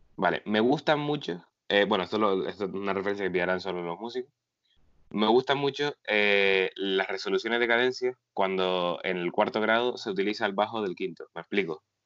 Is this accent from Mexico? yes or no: no; Agaete, Canary Islands, Spain